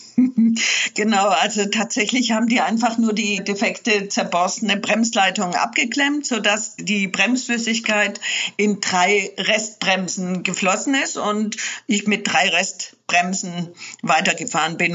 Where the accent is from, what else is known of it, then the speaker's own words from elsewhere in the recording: Swabian Jura, Baden-Württemberg, Germany; also born or lived in Morocco; Unterwegs war ich schon immer, als Kind auf der Schwäbischen Alb